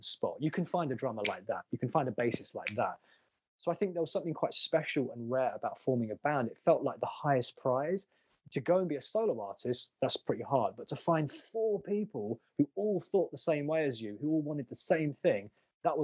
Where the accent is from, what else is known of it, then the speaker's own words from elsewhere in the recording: London, United Kingdom; I was like born, bred, based in London.